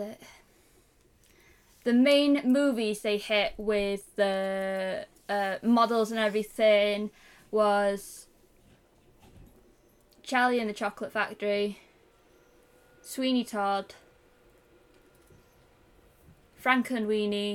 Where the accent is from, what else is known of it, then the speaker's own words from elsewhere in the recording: England, United Kingdom; I'm English